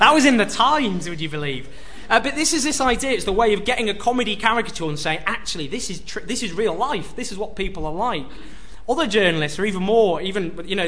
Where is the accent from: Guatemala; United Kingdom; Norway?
United Kingdom; Stockport, North West England; I grew up in Stockport, just near Hyde